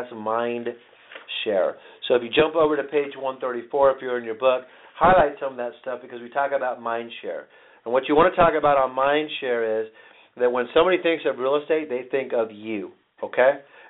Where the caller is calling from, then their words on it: Phoenix, Arizona, United States; I'm calling out from Phoenix today